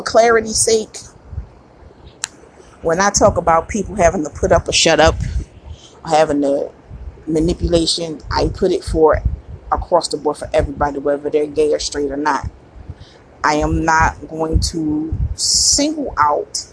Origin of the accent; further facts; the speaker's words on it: Philadelphia, Pennsylvania, United States; me being a Philadelphian